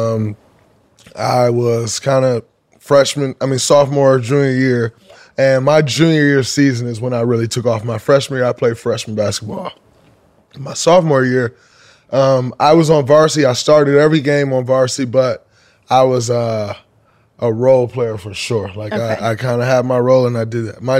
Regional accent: Saginaw, Michigan, United States; I remember growing up, like as a young kid, like fifth and sixth grade, seventh grade, we're coming from Saginaw, a small city.

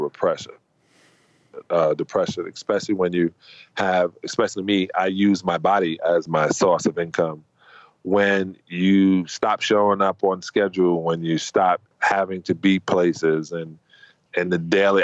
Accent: United States; me being an American.

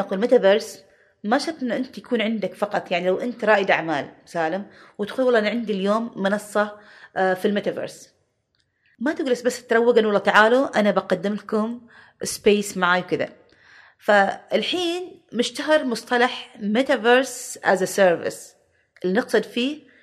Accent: Oman; احنا عمانيين

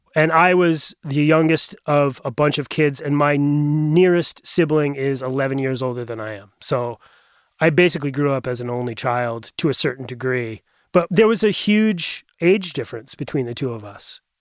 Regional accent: Bethel, Maine, United States; also born or lived in Portland, Maine; I grew up about a little over an hour up in Western Maine, just outside of Bethel

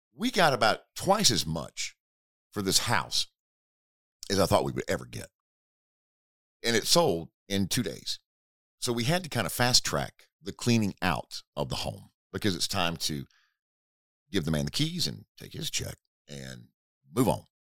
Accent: Hickory, North Carolina, United States; I traveled to Hickory, North Carolina. That is my hometown, about sixty miles southwest of Charlotte.

